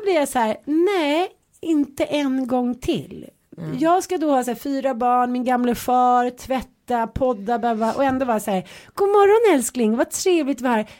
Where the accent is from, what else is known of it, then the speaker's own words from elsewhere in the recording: Stockholm, Stockholm County, Sweden; also born or lived in Jönköping; jag flyttade från Stockholm till Jönköping. Var nio år. De tyckte att man var superball för att man kom från Stockholm. Sen flyttade man hem från Jönköping till Stockholm